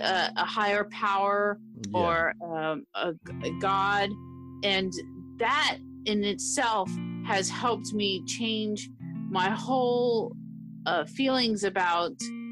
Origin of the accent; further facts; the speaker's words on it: Miami, Florida, United States; I'm from Miami, Florida, and I grew up there